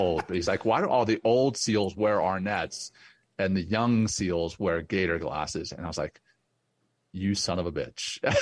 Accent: Louisiana, United States; also born or lived in Cape Town, South Africa; I grew up in Louisiana

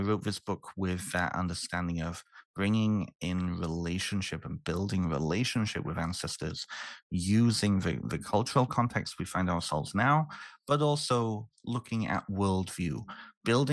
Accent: Canada; also born or lived in United Kingdom; I'm originally from the UK. And so living and growing up in Canada

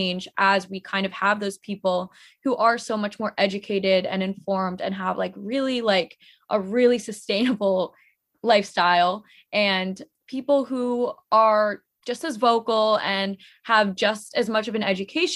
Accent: United States; being Indian American

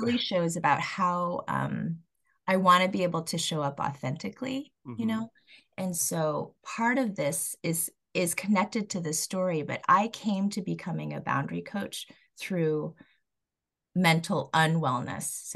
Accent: Colorado, United States; I was born and raised in Colorado

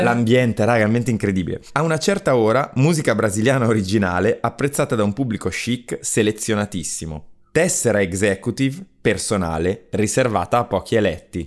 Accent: Brescia, Lombardy, Italy; io vengo da Brescia

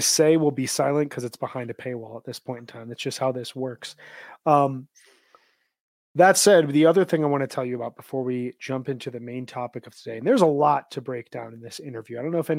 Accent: Central Time Zone, United States; moved away; I grew up in Central.

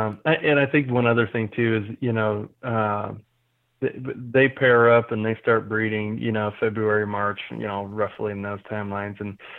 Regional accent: Urbandale, Iowa, United States; I grew up in Urbandale, suburb of Des Moines

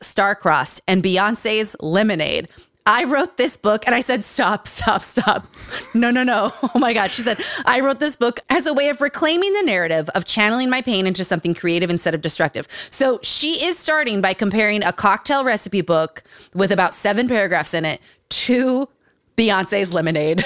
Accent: Utah, United States; Growing up in Utah

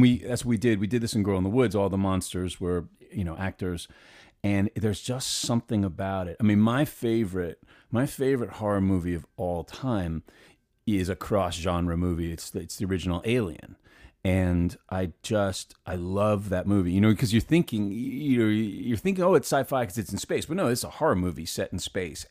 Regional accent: New York City, New York, United States; I grew up in Manhattan

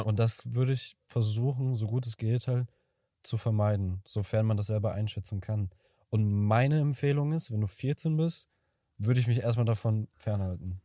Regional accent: Kazakhstan; moved away; ich komme aus Kasachstan

